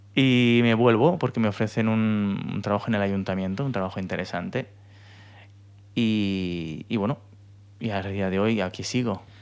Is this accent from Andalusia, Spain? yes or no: no; Elche, Valencian Community, Spain; also born or lived in Bristol; soy de Elche